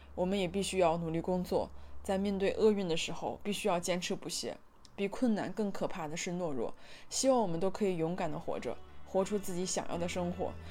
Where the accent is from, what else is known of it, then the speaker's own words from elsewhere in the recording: Shandong, China; now in Shanghai, China; 而且因为现在的生活在上海嘛，就是大家一问，你是哪里人，我是山东人